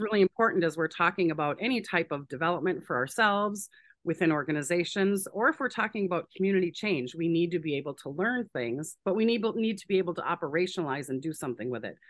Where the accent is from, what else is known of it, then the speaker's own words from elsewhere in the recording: Saint Paul, Minnesota, United States; I'm from Saint Paul in Minneapolis, Minnesota, uh, born and raised here